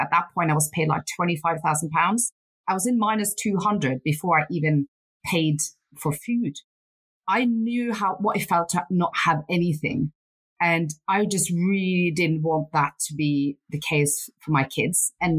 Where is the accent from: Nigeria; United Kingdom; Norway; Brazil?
Norway; Northern Norway; born there; So I was born in Northern Norway, and my mum was alcoholic and my dad was a fisherman.